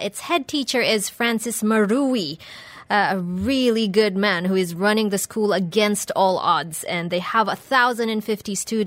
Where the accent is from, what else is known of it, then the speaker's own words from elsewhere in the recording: Philippines; I'm from the Philippines and we have public schools and they also lack funding from the government